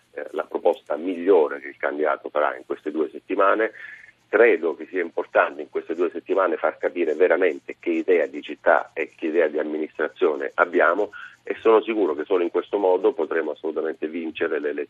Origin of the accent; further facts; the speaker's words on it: near Cagliari, Sardinia, Italy; accent: Sardinian; Io non sono di Caragonone, eh, eh, sono dalle parti di Cagliari